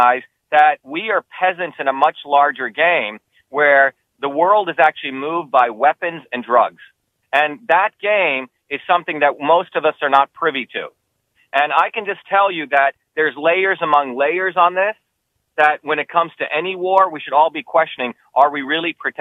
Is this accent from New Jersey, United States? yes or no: yes; Paterson, New Jersey, United States; also born or lived in India / New York; now in Massachusetts, United States; I grew up in New Jersey and Patterson and Clifton